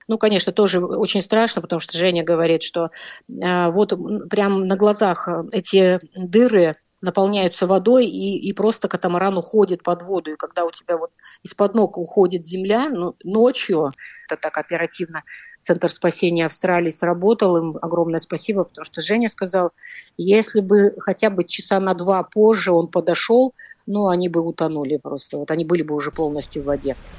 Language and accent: Russian; Tomsk, Tomsk Oblast, Russia; Мы из Томска